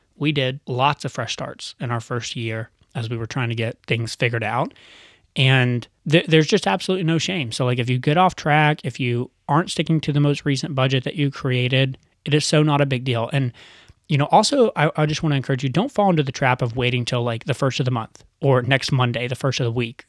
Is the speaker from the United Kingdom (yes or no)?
no; United States; growing up in America